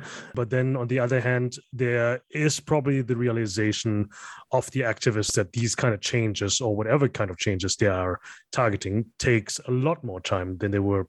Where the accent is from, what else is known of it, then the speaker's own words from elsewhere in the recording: Germany; now in Bangkok, Thailand; I think being a Thai, but not really growing up here, I was born and raised in Germany. Being native, but then again, not really fully native either.